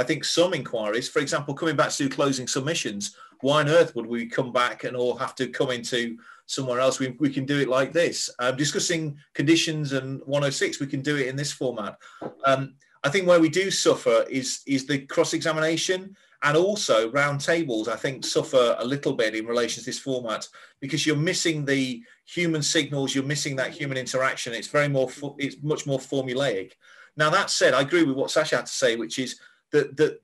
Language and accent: English; Yorkshire and the Humber, United Kingdom; I'm a Yorkshireman